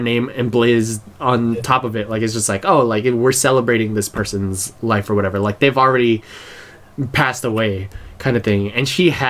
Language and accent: English; United States; I'm like full-blooded Filipino, I was born here, so I'm pretty Americanized